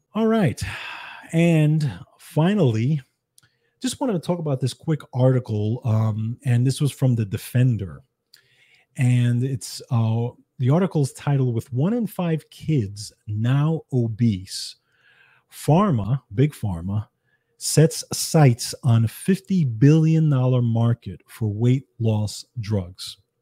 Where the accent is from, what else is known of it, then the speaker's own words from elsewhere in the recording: New York City, New York, United States; I grew up in the Bronx, New York